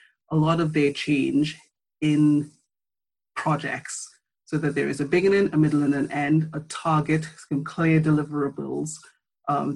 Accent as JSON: {"language": "English", "country": "Trinidad & Tobago", "tie": "born or raised there", "moved": "as an adult", "lives_now": "United Kingdom", "said": "I'm from Trinidad and Tobago. I've spent my formative years in the Caribbean, went to school there."}